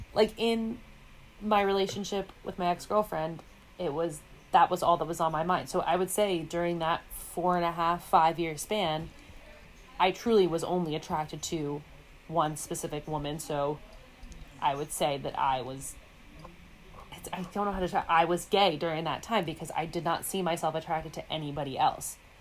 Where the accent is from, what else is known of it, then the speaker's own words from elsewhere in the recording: New York City, New York, United States; I, am born and raised in the Big Apple, downtown Manhattan